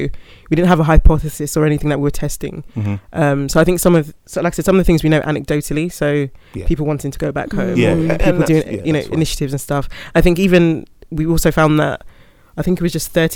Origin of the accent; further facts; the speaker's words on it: United Kingdom; my experience as a British Ghanaian